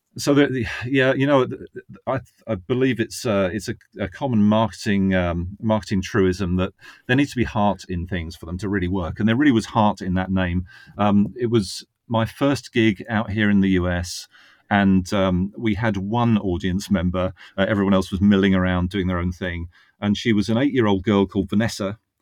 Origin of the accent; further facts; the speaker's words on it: Northwood, East of England, United Kingdom; moved away as an adult; also born or lived in Reading; now in Virginia, United States; That was in Northwood. um, which is in Hertfordshire.